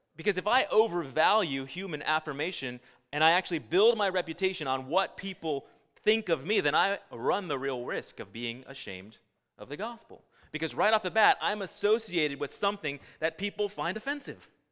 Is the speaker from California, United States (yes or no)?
yes; California, United States; I was born and raised in California.